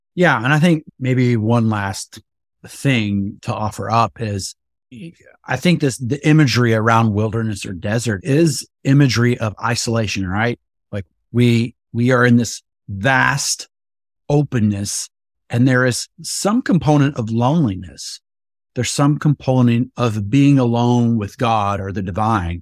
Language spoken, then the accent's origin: English; West Texas, United States; I grew up in Texas, in West Texas, and it is actually a desert out there